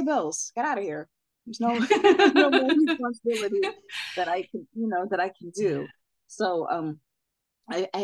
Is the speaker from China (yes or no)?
no; Jamaica; I'm Jamaican